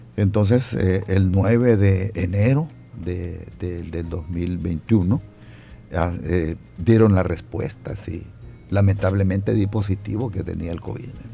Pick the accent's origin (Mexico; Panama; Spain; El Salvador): El Salvador; San Rafael Cedros, Cuscatlán; moved away as an adult; also born or lived in Santa Ana, El Salvador; now in San Salvador, El Salvador; soy santaneco de nacimiento, me crié en San Rafael Cedro del departamento de Cuscatlán